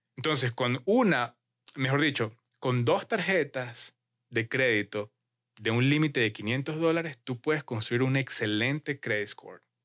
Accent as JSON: {"language": "Spanish", "region": "Mérida", "country": "Venezuela", "moved": "yes", "lives_now": "Utah, United States", "said": "vengo de Mérida, Venezuela, donde es una ciudad de muchas montañas"}